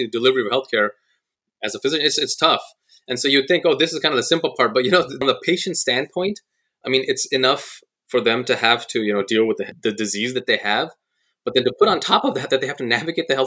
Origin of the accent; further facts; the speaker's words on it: Silicon Valley, California, United States; moved away as an adult; also born or lived in Michigan; I grew up on the West Coast in the Silicon Valley